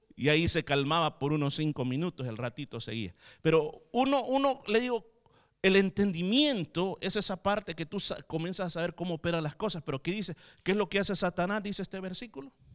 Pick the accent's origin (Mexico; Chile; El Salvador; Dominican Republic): El Salvador; moved away